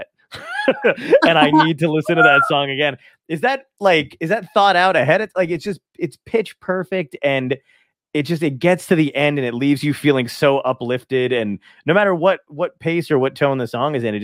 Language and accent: English; New Jersey, United States; I'm from New Jersey.